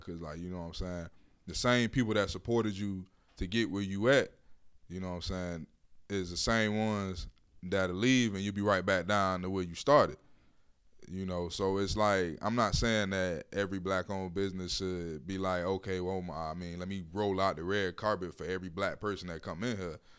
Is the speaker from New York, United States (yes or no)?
no; Miami, Florida, United States; I grew up in Miami. I'm from Miami